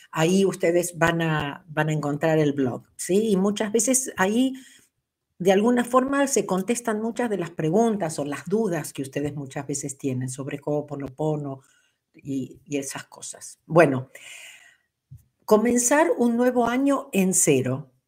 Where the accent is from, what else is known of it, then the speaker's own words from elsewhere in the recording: Mexico; Soy de México.